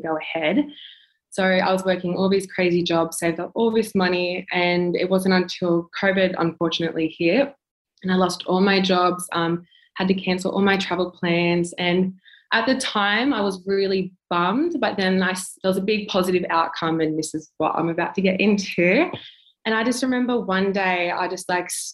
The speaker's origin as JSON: {"language": "English", "town": "Wollongong", "region": "New South Wales", "country": "Australia", "moved": "as an adult", "lives_now": "Melbourne, Australia", "said": "I'm 23 years old, currently living in Melbourne. I'm originally from Wollongong. I moved down in December last year"}